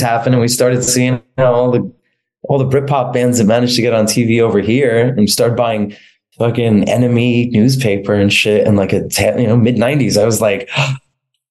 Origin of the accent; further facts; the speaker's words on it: New York, United States; I'm from New York